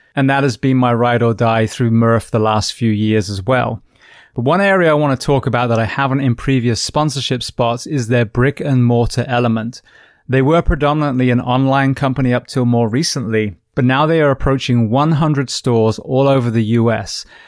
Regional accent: United Kingdom; coming from the U K

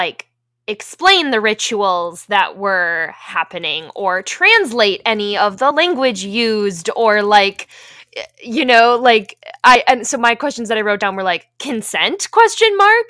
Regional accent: Minnesota, United States; I say as a Minnesotan.

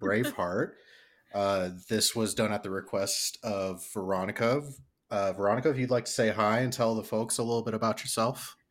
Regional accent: Midwest, United States; So both me and Jack hail from the Midwest

